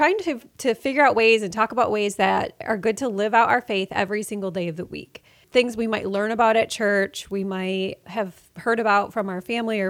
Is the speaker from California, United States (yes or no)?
no; Michigan, United States; We're from Michigan, beautiful state.